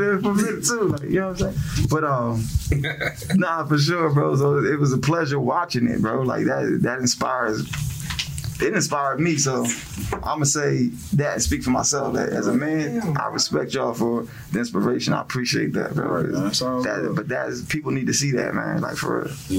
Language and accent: English; New Jersey, United States; now in Greensboro, United States; I'm from Jersey